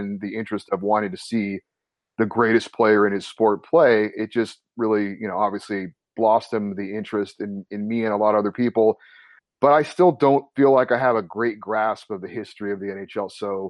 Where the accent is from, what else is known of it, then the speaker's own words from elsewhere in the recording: Central California, United States; also born or lived in Hawaii; now in Los Angeles, United States; I was born in Hawaii, raised in California.